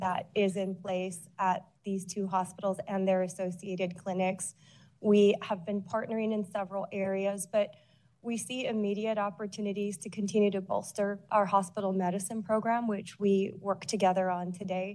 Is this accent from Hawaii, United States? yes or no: yes; Honolulu, Hawaii, United States; now in San Francisco, United States; I grew up in Honolulu